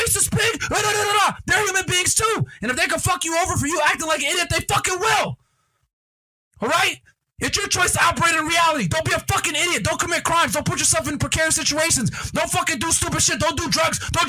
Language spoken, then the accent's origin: English; United States; I was born in the United States